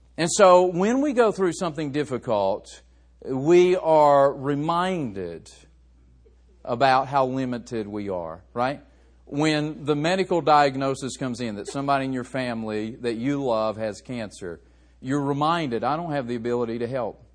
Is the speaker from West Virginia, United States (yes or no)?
yes; West Virginia, United States; I grew up in West Virginia